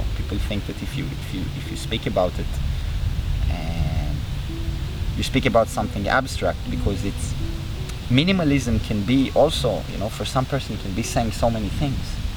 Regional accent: Israel; growing up in Israel, which is a country very, very connected to religion

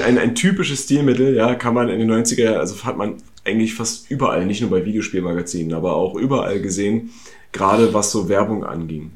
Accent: East Germany, Germany; Ich komme ja aus dem Osten

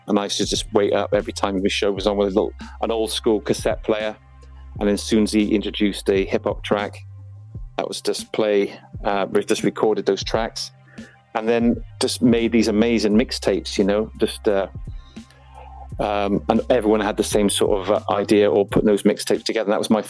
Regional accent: Folkestone, South East England, United Kingdom; born there; I was I was born in Folkestone in Kent, and my dad was in the army

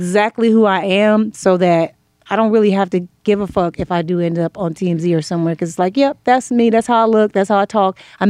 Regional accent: Inglewood, California, United States; also born or lived in Pomona; Inglewood, California.

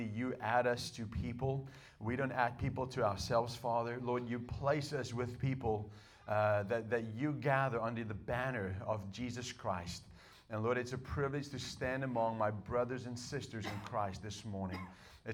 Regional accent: South Africa; English is a second language; moved away as an adult; also born or lived in United States; I was born in South Africa. I was raised in South Africa and I didn't learn English until I met my wife

